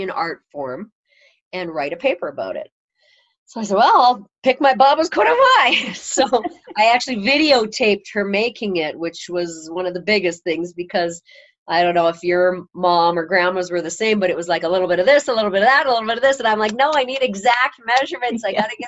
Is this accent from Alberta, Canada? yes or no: yes; Edmonton, Alberta, Canada; moved away as an adult; now in Casper, United States; I grew up in Edmonton.